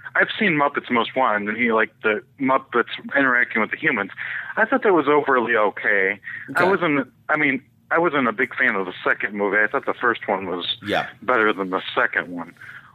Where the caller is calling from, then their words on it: Ohio, United States; from Ohio.